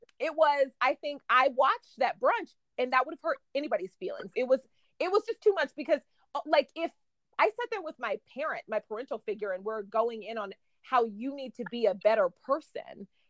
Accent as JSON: {"language": "English", "region": "Oklahoma", "country": "United States", "also_born_or_lived": "Dallas, Texas", "moved": "yes", "said": "I'm from Oklahoma and I lived in Dallas"}